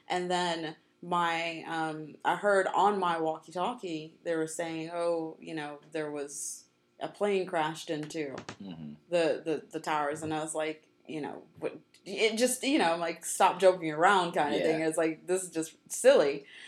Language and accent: English; New York, United States; born there; of course, I was born in New York and all that.